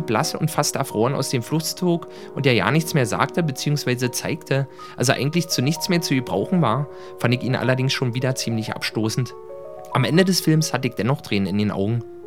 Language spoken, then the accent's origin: German; Berlin, Germany; Ich bin 1976 in Ostberlin geboren und habe somit den größten Teil meiner Kindheit im warmen Schoß des Sozialismus verbracht.